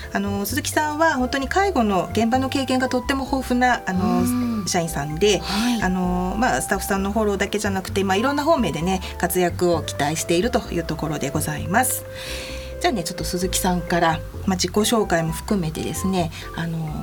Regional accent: Hokkaido, Japan; moved away; 私の、ね、地元の北海道

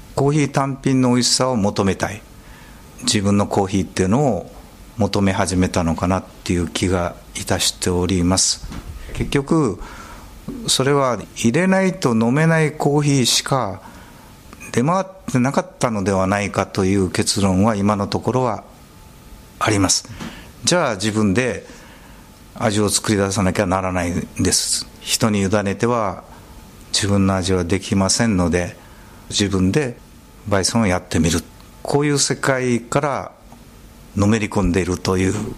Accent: Sasebo, Nagasaki, Japan; moved away; 私はちょっと九州の佐世保出身なもんですから

